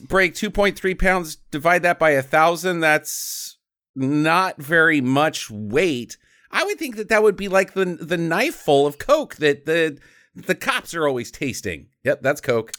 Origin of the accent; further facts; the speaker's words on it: United States; we're American